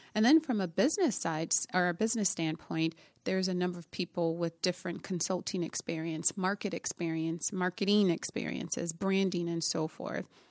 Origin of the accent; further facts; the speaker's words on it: Minneapolis, Minnesota, United States; also born or lived in Indiana; I'm originally from Indiana, um, but we moved to Minnesota when I was about, I was ten years old. and I grew up here in the Twin Cities